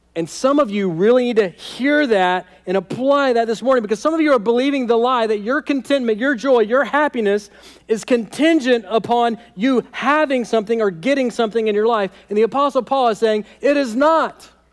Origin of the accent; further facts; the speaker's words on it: United States; American Christians